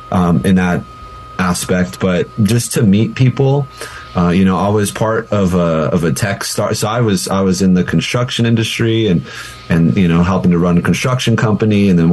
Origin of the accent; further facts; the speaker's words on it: Albuquerque, New Mexico, United States; You know, I came from Albuquerque. We have family in, you know, Colorado, other places